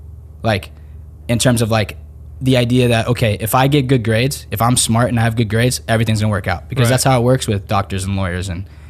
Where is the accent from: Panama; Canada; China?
Panama; Panama City; born there; And, like I was born in Panama City, in Panama a year after that.